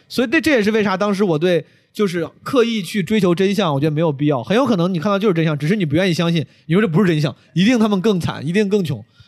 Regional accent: Henan, China; moved away; 有我老乡， 有很多五 多 十岁的 很多河南人，然后还还是我老家的

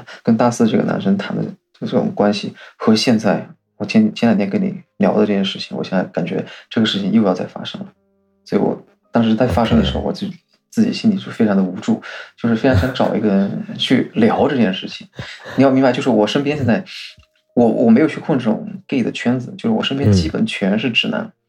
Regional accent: Fujian, China; moved away; 我们福建这边的的这个这个风俗嘛，都是这样

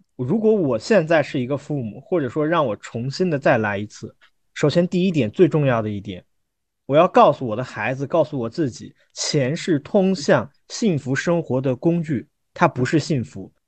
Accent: Hubei, China; 我老家是湖北的

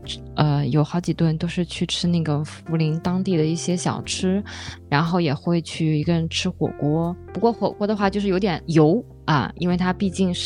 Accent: Qinling–Huai River area, China; 因为我们是小时候生活在秦岭淮河之间

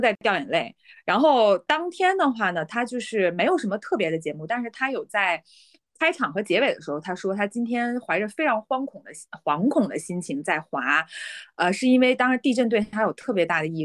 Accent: Beijing, China; now in Shenzhen, China; 我其实是从北京来的

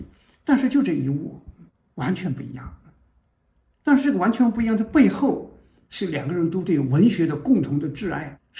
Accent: China; 这就是我们中国人一个农民，从来没人做这件事

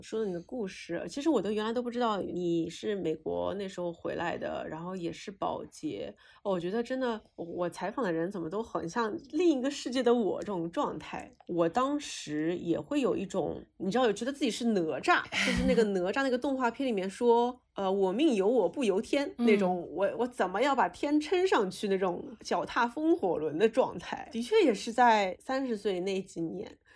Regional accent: Shanghai, China; 我是上海长大的

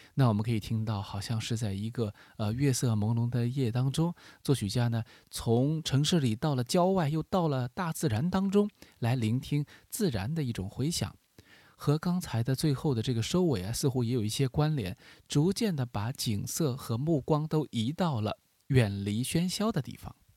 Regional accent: China; 我们中国人非常熟悉的，和我们的民族音乐很接近的这样一种旋律感

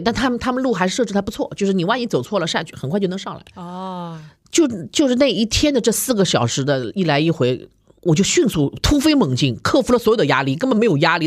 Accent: China; also born or lived in United States; 我们中国人

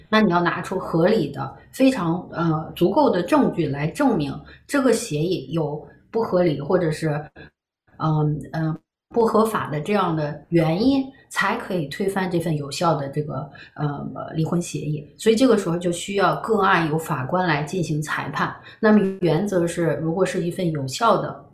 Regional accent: China; now in Canada; 在我们中国人的这个婚姻家庭生活当中

